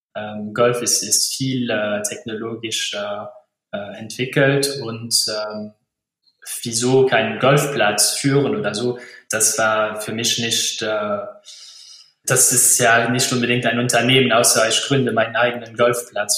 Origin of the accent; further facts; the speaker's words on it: Luxembourg; ich bin äh, Luxemburger